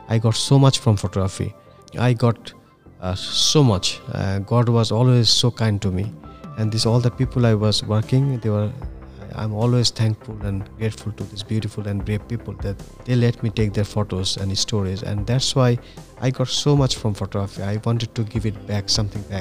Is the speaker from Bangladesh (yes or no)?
yes; Bangladesh; first language Bangla; English is a second language